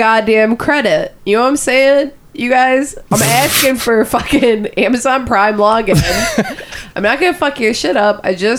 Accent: Wyandotte, United States; Where are you from? I'm from Wyandotte. I bet that's going to be the thing that a lot of people say there.

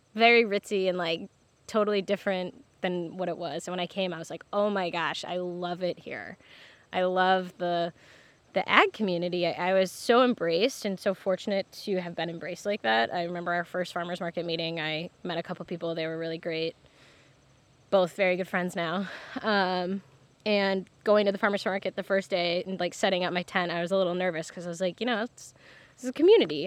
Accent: Michigan, United States; moved away as an adult; also born or lived in New York; now in Martha's Vineyard, United States; I'm from Michigan originally. I grew up around farms.

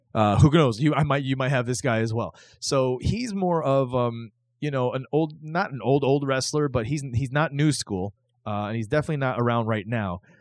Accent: the South, United States; I grew up watching wrestling in the South

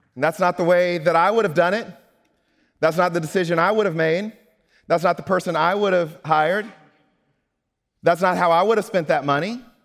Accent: Mississippi, United States; I'm from Mississippi

